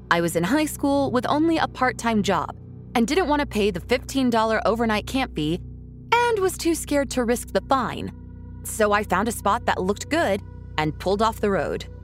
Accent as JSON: {"language": "English", "town": "Anchorage", "region": "Alaska", "country": "United States", "tie": "born or raised there", "said": "I was born and raised in Anchorage, the only big city in the state."}